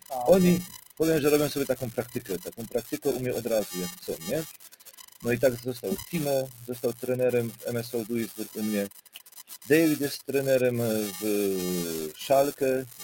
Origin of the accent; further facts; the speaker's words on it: Silesian Voivodeship, Poland; now in Germany; Pochodzę ze Śląska i trafiłem na ten rurpot tam, nie?